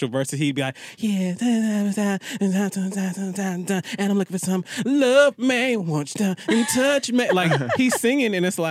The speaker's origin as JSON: {"language": "English", "region": "the South", "country": "United States", "said": "I'm from the South"}